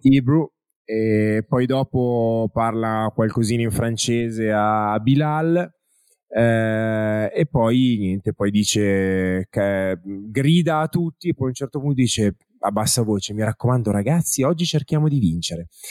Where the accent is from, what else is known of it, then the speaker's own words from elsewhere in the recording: Italy; accent: Italian; il mio accento italianeggiante